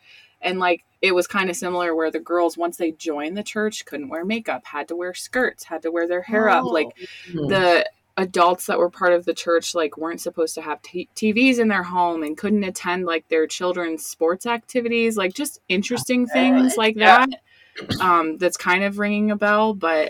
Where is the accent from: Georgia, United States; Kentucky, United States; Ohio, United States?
Ohio, United States; Northeast; I grew up in Northeast Ohio